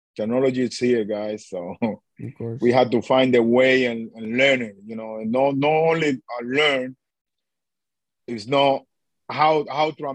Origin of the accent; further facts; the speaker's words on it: Dominican Republic; English is a second language; moved away as an adult; I'm from the Dominican Republic